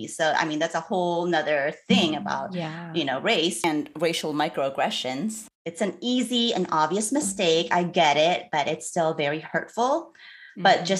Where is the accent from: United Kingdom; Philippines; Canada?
Philippines; And I'm Filipino and I'm married to a white man.